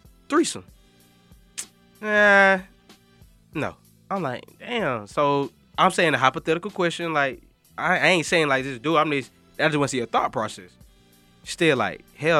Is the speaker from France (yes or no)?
no; Macon, Georgia, United States; I'm from Westside, Macon